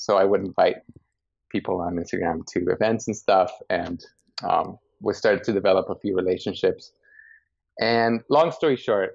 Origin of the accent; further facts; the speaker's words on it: Guatemala; moved away as an adult; now in New York, United States; born and raised in Guatemala, moved to New York around 8 years ago with literally a one-way ticket